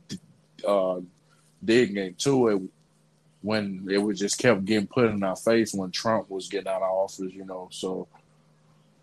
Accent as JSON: {"language": "English", "town": "Birmingham", "region": "Alabama", "country": "United States", "tie": "born or raised there", "also_born_or_lived": "Anniston, Alabama", "said": "I'm from Birmingham, Alabama. I stayed there for most of my childhood, and I graduated from Anniston, Alabama"}